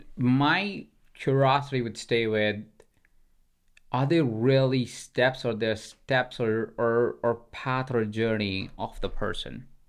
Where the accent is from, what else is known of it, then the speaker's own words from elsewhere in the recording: India; moved away; I grew up in India